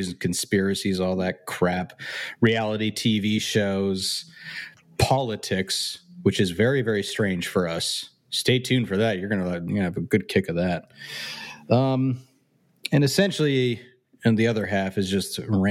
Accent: Canada; moved away as an adult; now in United States; I'm born Canadian

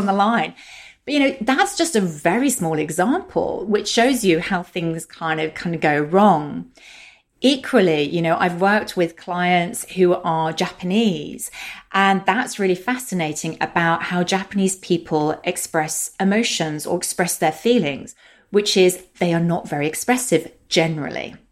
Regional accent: London, United Kingdom; accent: British; also born or lived in Germany / Russia; my accent is British and I'm based in London, the U K. And I have lived here most of my life

